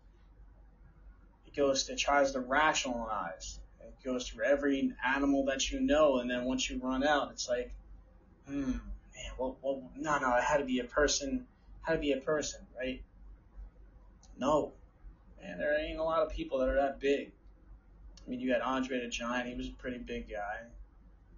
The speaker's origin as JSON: {"language": "English", "region": "New Jersey", "country": "United States", "said": "from my home state, New Jersey"}